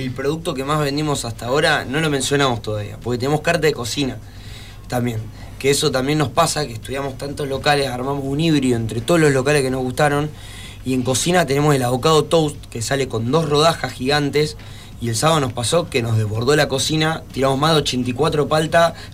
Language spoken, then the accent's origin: Spanish; Rosario, Santa Fe, Argentina; somos de Rosario, cuidemos lo nuestro